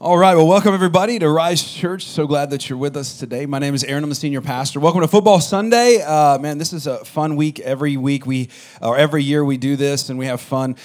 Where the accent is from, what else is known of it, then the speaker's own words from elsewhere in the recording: California, United States; I'm from California